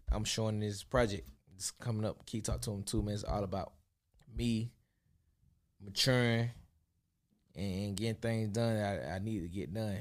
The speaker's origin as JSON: {"language": "English", "town": "Atlanta", "region": "Georgia", "country": "United States", "tie": "born or raised there", "said": "my hometown. They never been to Atlanta"}